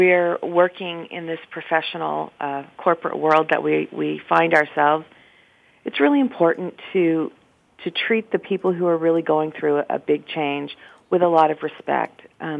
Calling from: Baltimore, Maryland, United States; I am in Baltimore, Maryland, and I'm drinking a protein shake.

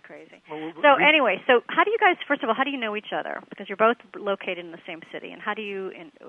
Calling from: Los Angeles, California, United States; I'm calling in from Los Angeles

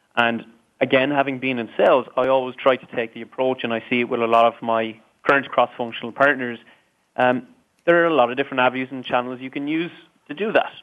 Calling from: Dublin, Leinster, Ireland; Today, I'm calling in from Dublin, um, a very rainy Dublin today

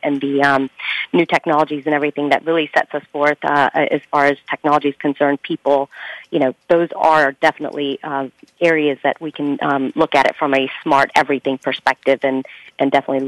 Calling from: Huntsville, Alabama, United States; I am calling from Huntsville, Alabama.

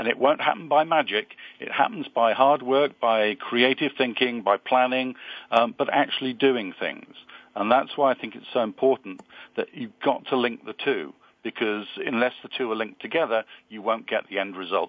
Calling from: London, United Kingdom; I'm calling from sunny London.

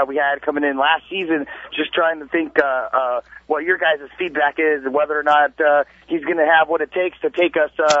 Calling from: Phoenix, Arizona, United States; I'm calling from Phoenix as well.

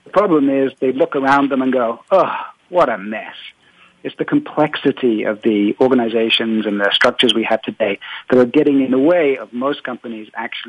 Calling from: Paris, Île-de-France, France; I am calling from Paris, France

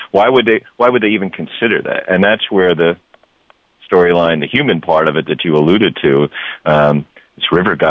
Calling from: Seal Beach, California, United States; Oh, I'm in Seal Beach, California, where we have the usual morning gloom rolling in off the water

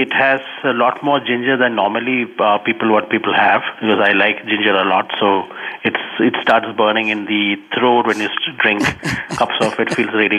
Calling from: Bangalore, Karnataka, India; I'm calling from Bangalore

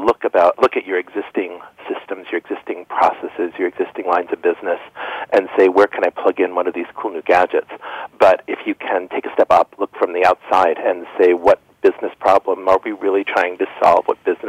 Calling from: Stamford, Connecticut, United States; I'm calling in from Stamford, Connecticut.

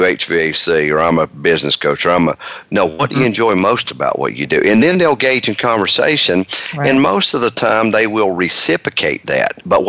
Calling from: Marietta, Georgia, United States; I am in Marietta, Georgia.

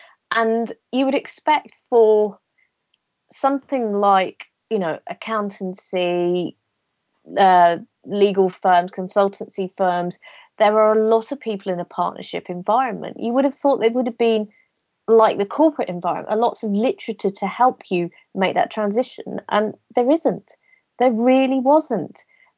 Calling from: East of England, United Kingdom; I'm in a little corner of England that most people won't know about, which is about an hour north of London in a place called Bedfordshire.

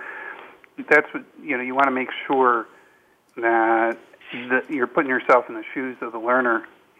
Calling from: Madrid, Community of Madrid, Spain; Yep, I'm in Madrid today.

